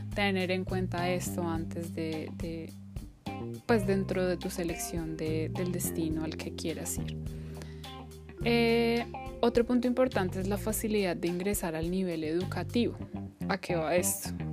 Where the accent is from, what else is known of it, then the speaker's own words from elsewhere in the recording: Colombia; moved away as an adult; mi país de origen